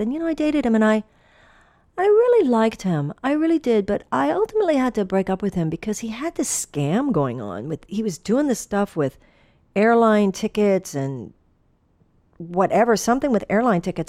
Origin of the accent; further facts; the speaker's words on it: Texas, United States; moved away; I came from the Southwest. I came from Texas